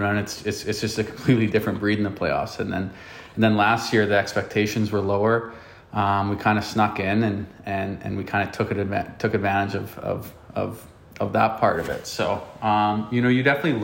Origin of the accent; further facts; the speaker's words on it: Canada; Growing up in Canada